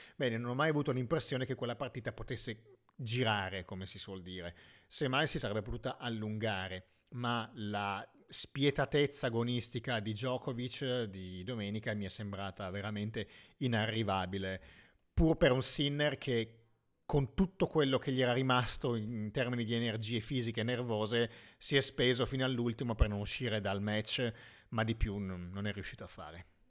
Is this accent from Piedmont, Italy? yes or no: yes; Piedmont, Italy; essendo io piemontese